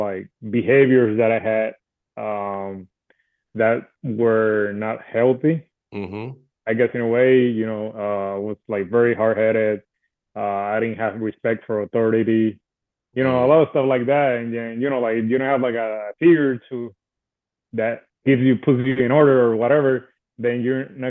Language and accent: English; Puerto Rico; I was born and raised in Puerto Rico.